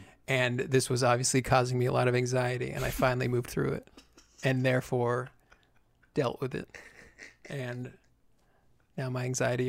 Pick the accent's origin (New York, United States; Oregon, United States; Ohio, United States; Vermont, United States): Vermont, United States; he knew that I was from Vermont.